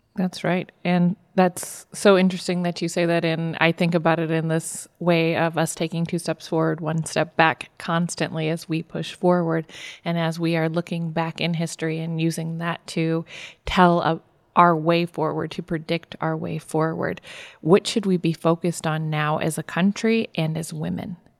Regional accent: Chicago, Illinois, United States; I'm from Chicago and I live right down the street from Evanston, Illinois

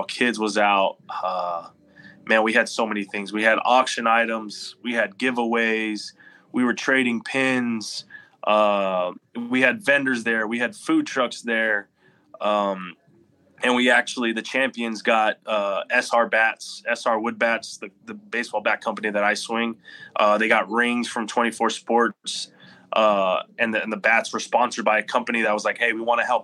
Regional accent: Corpus Christi, Texas, United States; he's from my hometown

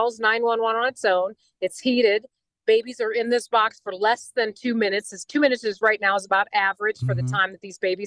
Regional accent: Indiana, United States; I'm from Indiana. My husband is the mayor of our city

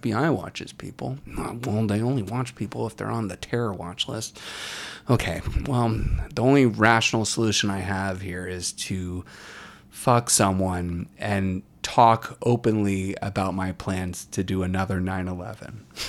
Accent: Warrenton, Virginia, United States; my hometown of Warrenton, Virginia

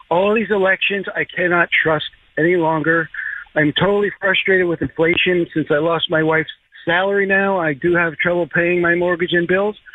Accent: Northport, United States; moved away as an adult; now in Florida, United States; I'm from Northport, a little town called Northport, right up there by you, but never lived down here in Florida.

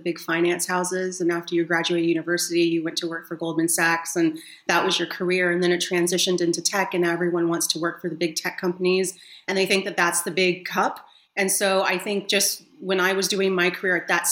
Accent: San Diego, California, United States; moved away as an adult; now in Berlin, Germany; I'm from sunny San Diego

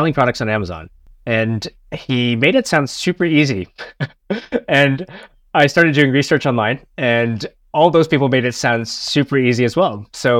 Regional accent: Canada; now in Chiang Mai, Thailand; I'm originally from Canada, but right now I'm living in north of Thailand in a city called Chiang Mai.

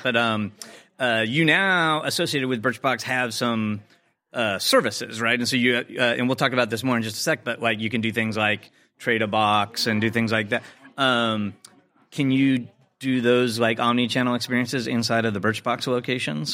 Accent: Chicago, Illinois, United States; my hometown of Chicago.

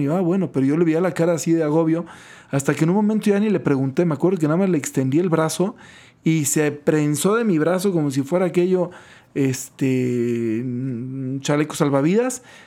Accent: Guaymas, Sonora, Mexico; crecí en Guaymas y, y vivía muy cerca del mar

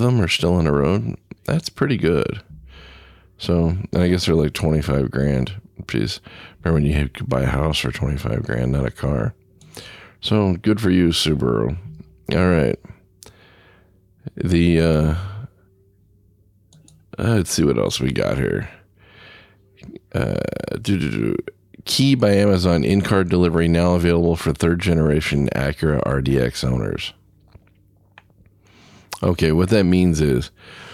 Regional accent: Southern California, United States; now in Midwest, United States; I grew up in Southern California, so we didn't have a lot of humidity. I got up here to the Midwest

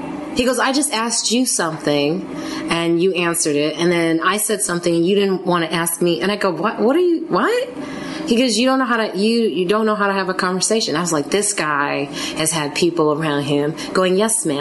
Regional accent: Chicago, Illinois, United States; I'm from Chicago, different areas of Chicago. He's from the south side, I'm from like the suburbs

